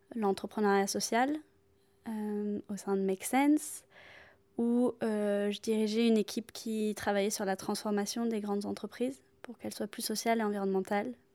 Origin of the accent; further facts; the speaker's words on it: south of France, France; moved away as an adult; now in Paris, France; je viens du sud de la France et je vis à Paris depuis maintenant 8 ans